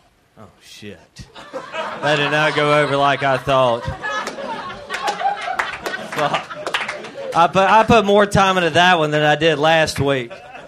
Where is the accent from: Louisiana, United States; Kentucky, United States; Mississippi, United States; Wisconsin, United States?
Mississippi, United States; I am from Mississippi.